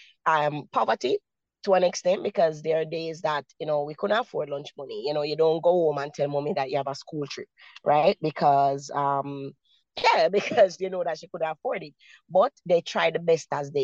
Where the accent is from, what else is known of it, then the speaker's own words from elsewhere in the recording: Kingston, Jamaica; I was born, and raised in the communities. I was born in Maxfield. I spent most of my years in Kennecott and in Arnett Gardens. So, you know, persons would say, you know, those are some of the roughest communities here in Kingston, Jamaica.